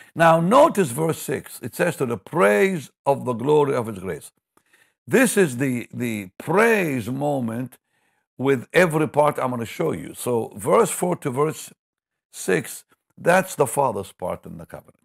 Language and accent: English; Israel; moved away; I grew up in Israel